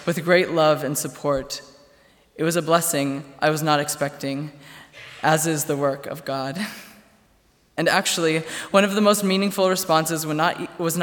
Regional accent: Goshen, Indiana, United States; My hometown is Goshen, Indiana

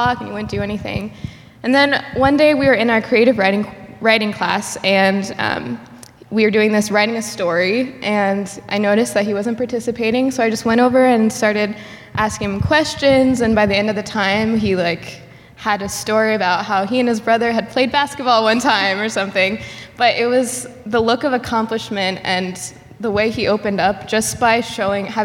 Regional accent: Goshen, United States; I grew up in Goshen and came to college here

